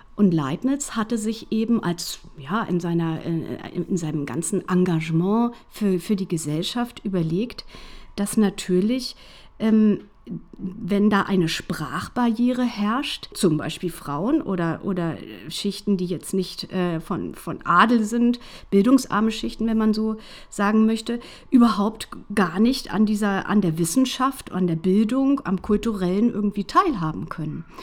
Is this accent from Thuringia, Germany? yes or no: no; Hanover, Lower Saxony, Germany; als gebürtige Hannoveranerin